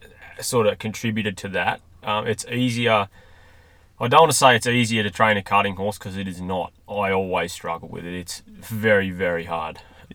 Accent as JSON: {"language": "English", "town": "Oberon", "region": "New South Wales", "country": "Australia", "said": "We're from Oberon in New South Wales."}